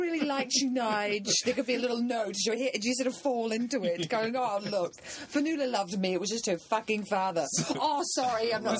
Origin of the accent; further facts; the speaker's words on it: New Zealand; you're Canadian and I'm a New Zealander